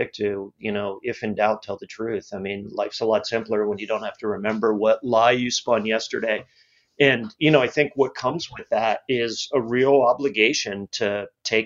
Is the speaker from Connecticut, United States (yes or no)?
no; Cocoa Beach, Florida, United States; I grew up in Cocoa Beach, Florida.